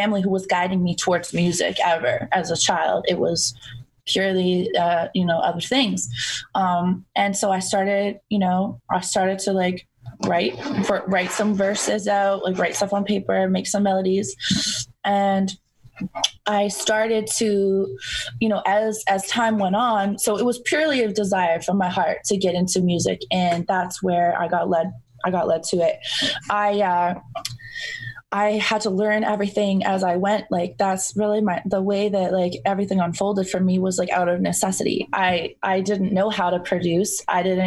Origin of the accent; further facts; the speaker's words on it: Toronto, Ontario, Canada; growing up in Toronto, in the greater Toronto area